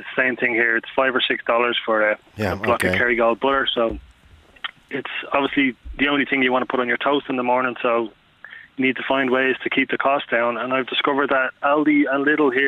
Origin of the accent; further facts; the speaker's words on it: Dublin, Leinster, Ireland; moved away as an adult; I'm from Dublin. I'm from Marino there